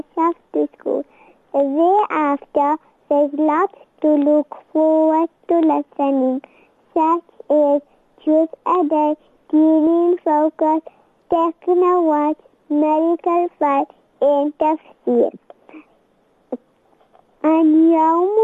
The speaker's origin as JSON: {"language": "English", "town": "Lichtenburg", "region": "North West", "country": "South Africa", "said": "I am from Lichtenberg."}